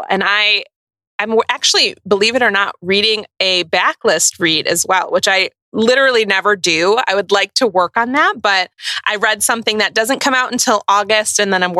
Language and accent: English; Midwest, United States; two Midwest mood readers